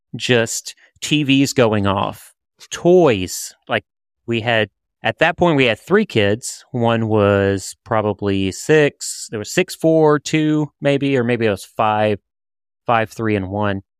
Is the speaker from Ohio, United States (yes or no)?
no; around New Orleans, Louisiana, United States; I'm from New Orleans. Well, I'm, I'm from around New Orleans